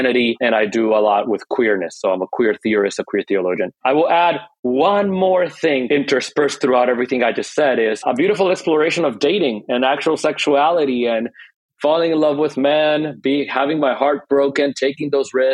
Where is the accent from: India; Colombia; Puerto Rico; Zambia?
Puerto Rico; moved away as an adult; also born or lived in Dayton, Ohio / Hawaii / San Francisco; now in Northern California, United States; I grew up in Puerto Rico